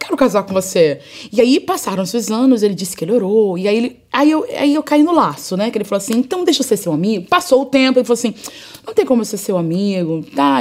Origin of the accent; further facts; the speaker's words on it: Rio de Janeiro, Brazil; eu vim da favela, eu vim do complexo do alemão, eu perdi um irmão no tráfico de drogas